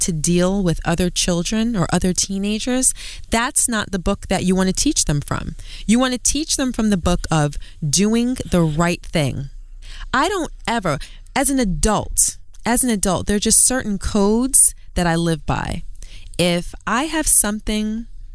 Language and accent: English; New York City, New York, United States; I'm from Brooklyn. I'm from Queens